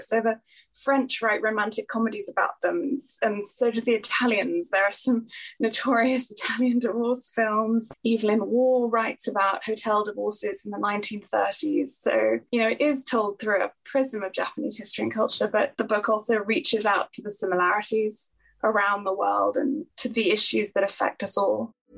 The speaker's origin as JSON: {"language": "English", "country": "Singapore", "tie": "born or raised there", "also_born_or_lived": "York / Cambridge / Oxford", "moved": "yes", "said": "I'm from Singapore, and uh, you know that's where I grew up"}